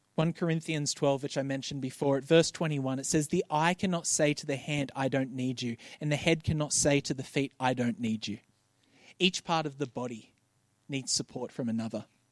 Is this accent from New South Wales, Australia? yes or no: yes; Bankstown, New South Wales, Australia; I grew up in Bankstown